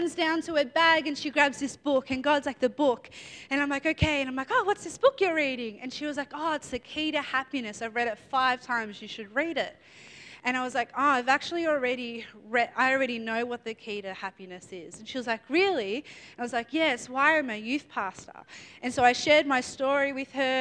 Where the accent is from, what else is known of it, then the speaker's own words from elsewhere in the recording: Melbourne, Victoria, Australia; I'm from Melbourne